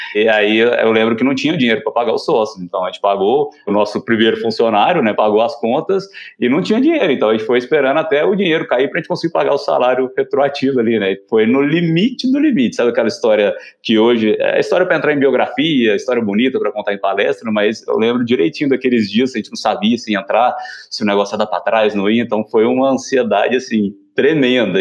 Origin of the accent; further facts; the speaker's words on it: Uberlândia, Minas Gerais, Brazil; also born or lived in São Paulo; Eu sou daqui de Uberlândia, né? Então sempre trabalhei aqui, empreendi aqui em Uberlândia